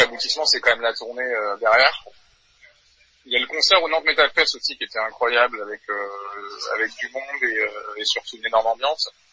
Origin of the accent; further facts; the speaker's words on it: New Caledonia; moved away as an adult; now in Paris, France; je viens de Nouvelle-Calédonie à la base. donc j'avais j'ai commencé la batterie à l'âge de 14 ans. j'avais un groupe là-bas de métal. ensuite je suis venu faire mes études à Paris.